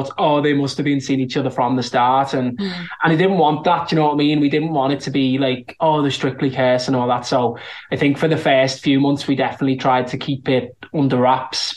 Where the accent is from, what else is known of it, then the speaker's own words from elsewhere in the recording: Liverpool, North West England, United Kingdom; accent: Scouse; I'm from Liverpool and I'm a Scouser